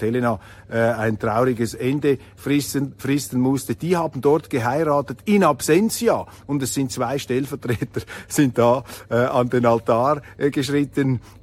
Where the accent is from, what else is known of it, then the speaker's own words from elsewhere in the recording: Switzerland; dass ich als Schweizer auf die Welt gekommen bin